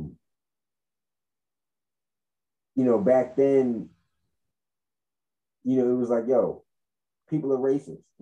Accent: United States; I'm an American

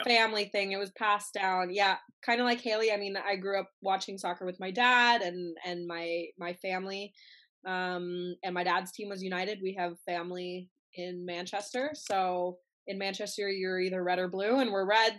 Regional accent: Canada; as a Canadian

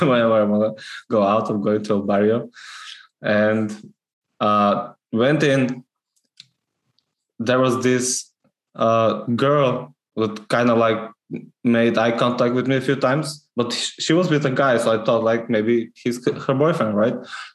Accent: North Macedonia; English is a second language; now in Scotland; I'm Macedonian

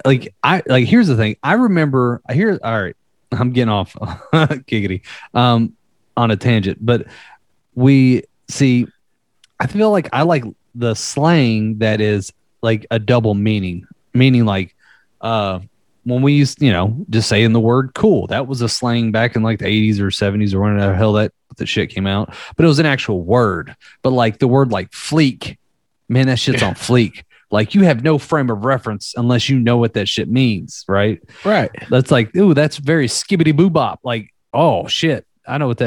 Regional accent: the South, United States; my hometown had a shit ton of them, being from a small country ass town. Like even like I remember hearing like ones that I would never heard anyone else say outside of the South of where I lived

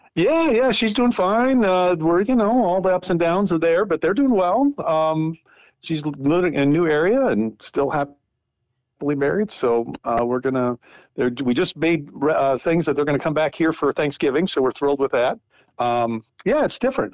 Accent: North Dakota, United States; moved away as an adult; also born or lived in St. Paul, Minnesota; I grew up in North Dakota uh, on a farm up there, right north of um, Minot, about 60 miles, right next to Canada

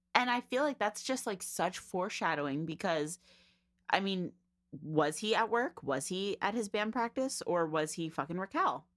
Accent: New Jersey, United States; we're from Jersey

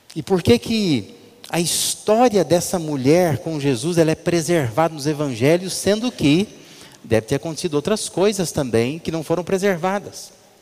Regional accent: Brazil; Nossa cultura brasileira

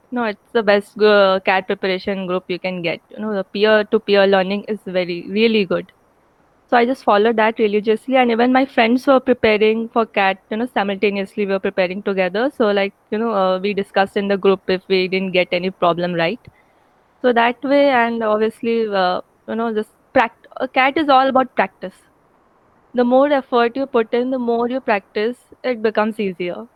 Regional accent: Ramgarh, Jharkhand, India; moved away as an adult; also born or lived in Dhanbad / Indore; I am from Ramgarh, which is a very small town in Jharkhand near, nearby Ranchi

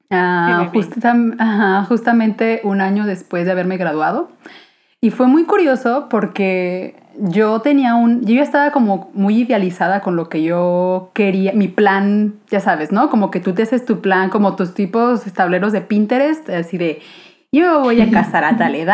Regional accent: Guadalajara, Jalisco, Mexico; soy aquí de Guadalajara

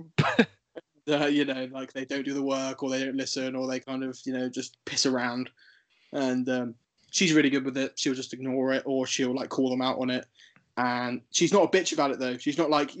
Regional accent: Wroxham, East of England, United Kingdom; also born or lived in Ventnor; growing up in Wroxham

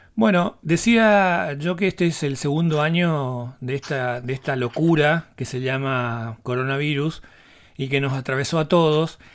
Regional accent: Misiones, Argentina; nos están pasando como argentinos, como misioneros

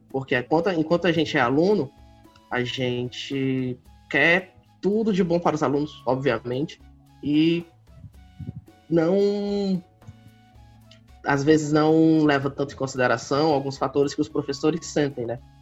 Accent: Fortaleza metropolitan region, Ceará, Brazil; eu sou aqui da, de Fortaleza, né? Não exatamente de Fortaleza, mas da região metropolitana, da nossa querida capital, do Ceará

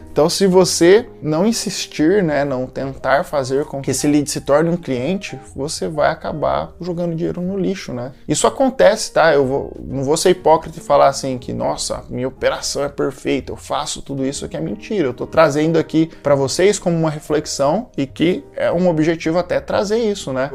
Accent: Brazil; sendo brasileiro

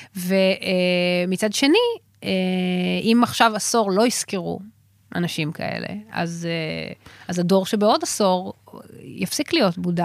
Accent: Israel; אני מישראל

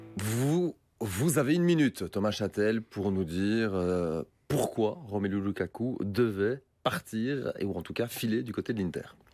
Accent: Belgium; chez nous en Belgique

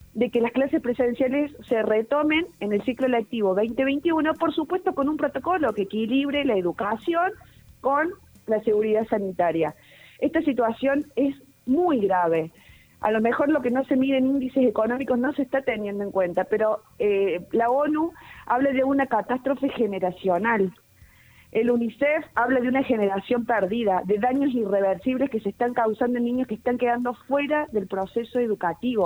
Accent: Argentina; como argentino

